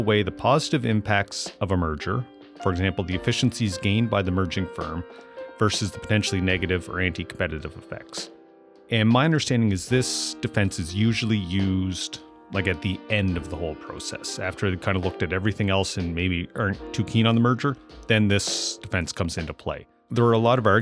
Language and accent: English; Amherst, Nova Scotia, Canada; moved away; growing up and then moving back to Amherst, Nova Scotia, where I run my business currently.